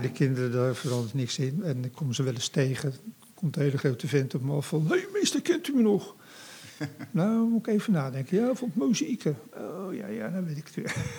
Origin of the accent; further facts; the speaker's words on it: The Hague, South Holland, Netherlands; now in Rotterdam, Netherlands; ik kom uit Scheveningen